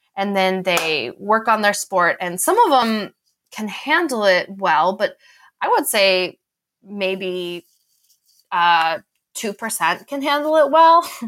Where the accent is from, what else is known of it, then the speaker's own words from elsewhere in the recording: Boulder, Colorado, United States; I grew up in Boulder